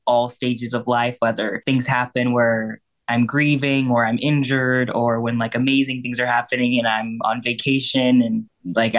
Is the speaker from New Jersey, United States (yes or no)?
no; Wisconsin, United States; moved away as an adult; now in Chicago, United States; I'm from Wisconsin.